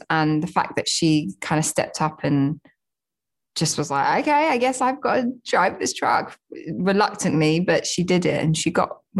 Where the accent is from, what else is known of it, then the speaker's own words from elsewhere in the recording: Southend-on-Sea, East of England, United Kingdom; now in London, United Kingdom; I'm not like native to London. I grew up just outside in Southend-on-Sea in Essex, but I have lived in London for many years. Like a lot of my family are from London.